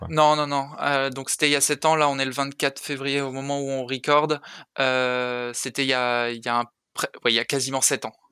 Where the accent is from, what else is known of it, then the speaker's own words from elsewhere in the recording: Saint-Raphaël, Provence-Alpes-Côte d'Azur, France; moved away as an adult; also born or lived in Paris; je viens de je viens de Saint-Raphaël